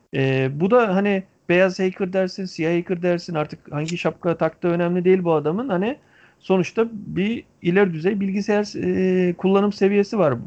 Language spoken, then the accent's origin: Turkish; Antalya, Turkey; bir Antalyalı olarak